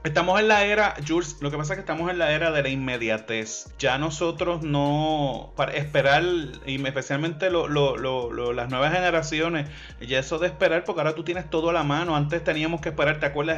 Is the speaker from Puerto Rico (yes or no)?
yes; Puerto Rico; also born or lived in Levittown, Puerto Rico / Cayey, Puerto Rico; nosotros somos de Puerto Rico